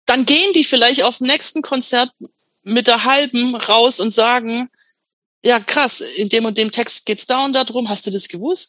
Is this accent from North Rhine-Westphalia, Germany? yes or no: no; Swabia, Baden-Württemberg, Germany; accent: Swabian; now in Stuttgart, Germany; dass ich so mir das Schwäbisch abtrainiere